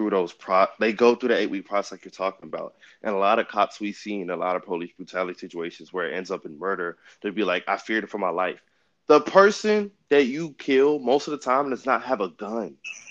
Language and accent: English; Richmond, Virginia, United States; Growing up in the Richmond area, I didn't really see a lot of racism that much.